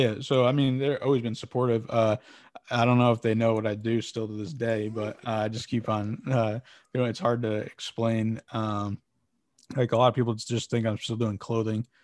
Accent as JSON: {"language": "English", "town": "West Haven", "region": "Connecticut", "country": "United States", "tie": "born or raised there", "said": "I'm from, uh, West Haven, Connecticut."}